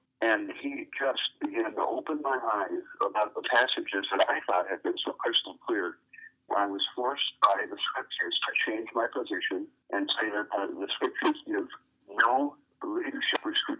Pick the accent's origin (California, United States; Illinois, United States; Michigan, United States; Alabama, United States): Michigan, United States; northern; also born or lived in Indiana; I grew up in Michigan, in northern Michigan.